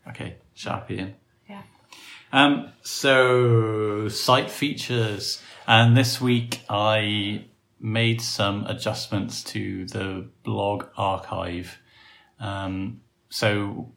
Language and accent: English; Wales, United Kingdom; moved away; I come back from Wales a lot Welsher